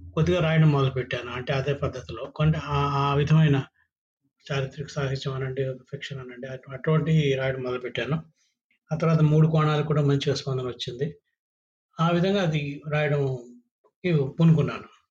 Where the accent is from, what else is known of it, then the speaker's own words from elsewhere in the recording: Srikakulam district, Andhra Pradesh, India; also born or lived in Visakhapatnam; శ్రీకాకుళంలో శ్రీకాకుళం జిల్లాలో చదువుకున్న నా స్కూల్ కానీ మా సొంత ఊరు అయితే విశాఖపట్నం తాతలది వాళ్ళది